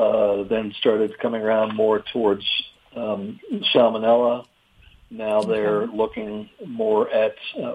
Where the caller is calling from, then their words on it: North Carolina, United States; North Carolina.